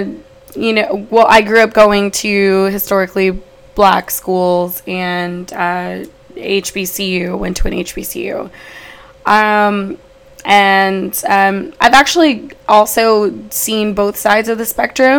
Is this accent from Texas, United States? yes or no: yes; Houston, Texas, United States; also born or lived in Los Angeles, California; I was born in LA. Moved to Houston when I was a young child. I grew up in Houston, Houston's Third Ward